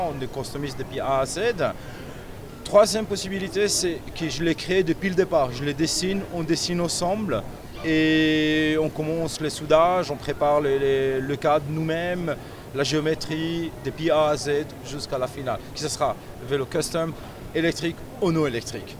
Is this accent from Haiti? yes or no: no; Switzerland; chez nous en Suisse